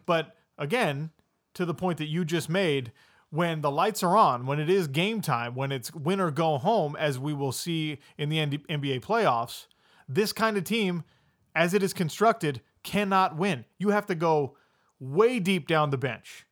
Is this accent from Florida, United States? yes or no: no; Utah, United States; I'm from Utah